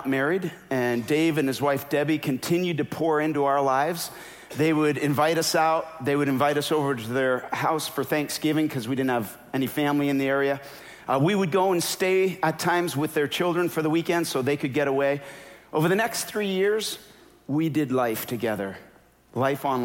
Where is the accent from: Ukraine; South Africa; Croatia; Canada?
Canada; moved away; also born or lived in Minnesota; I'm Canadian.